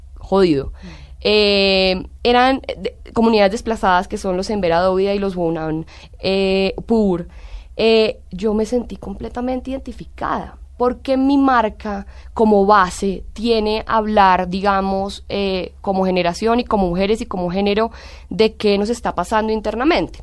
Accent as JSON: {"language": "Spanish", "country": "Colombia", "also_born_or_lived": "Italy", "moved": "as an adult", "said": "siempre me ha sentido muy colombiana, muy orgullosa de ser colombiana"}